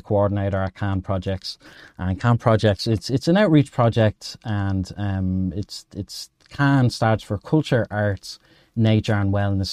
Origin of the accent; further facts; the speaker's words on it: Dublin, Leinster, Ireland; I'm from Dublin, Ed, in Ireland